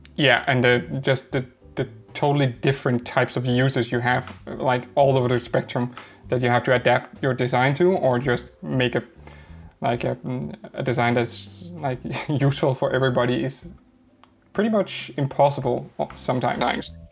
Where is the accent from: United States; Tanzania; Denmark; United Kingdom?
Denmark; English is a second language; a Danish guy trying to pronounce an English name